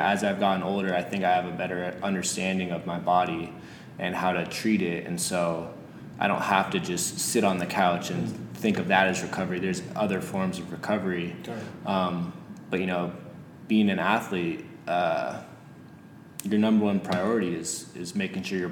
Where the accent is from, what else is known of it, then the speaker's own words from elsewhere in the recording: California, United States; moved away as an adult; now in Portland, United States; Growing up in California